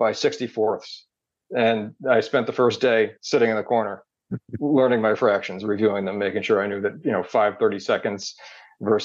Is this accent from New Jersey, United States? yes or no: yes; New Jersey, United States; moved away as an adult; also born or lived in Massachusetts; I grew up in New Jersey, and then I went to BC